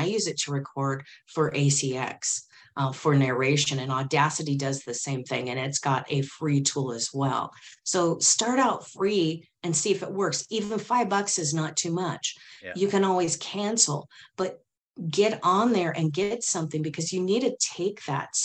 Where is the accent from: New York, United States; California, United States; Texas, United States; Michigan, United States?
California, United States; Silicon Valley; I grew up in Silicon Valley back in the day when we had Pong